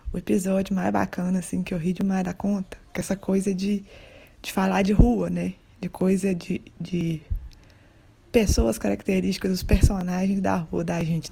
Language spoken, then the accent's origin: Portuguese; Minas Gerais, Brazil; rainha das terras dos Gerais. Vamos ter um sotaque diferente nesse trem